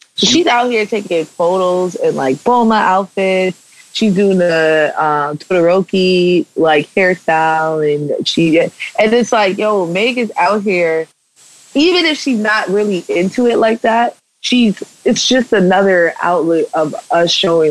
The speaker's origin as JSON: {"language": "English", "town": "New York City", "region": "New York", "country": "United States", "tie": "born or raised there", "said": "I grew up in New York City, so I have that cynicism that comes"}